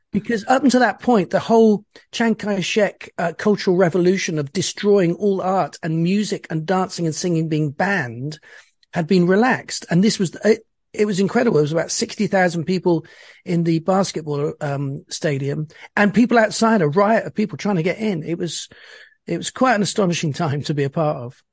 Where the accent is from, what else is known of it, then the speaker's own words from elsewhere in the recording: Bristol, South West England, United Kingdom; I was born in Bristol, which is a, a small town in the west, southwest of England.